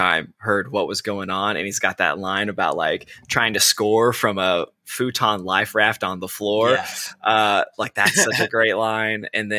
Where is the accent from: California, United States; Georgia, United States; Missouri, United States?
Missouri, United States; also born or lived in Chicago / Brooklyn, New York; now in New York, United States; We used to sing in church growing up in Missouri.